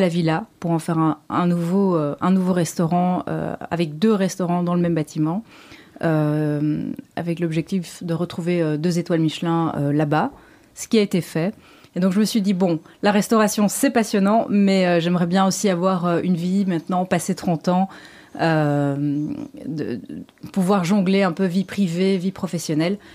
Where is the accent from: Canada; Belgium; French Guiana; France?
Belgium; Brussels, Brussels-Capital Region; Je suis belge, je suis bruxelloise, pure mhm. souche, donc née ici.